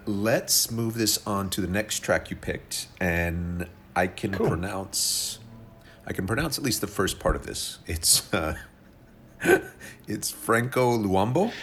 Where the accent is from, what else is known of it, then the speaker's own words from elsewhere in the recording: Oklahoma, United States; where I was from. Uh, it's a place called Oklahoma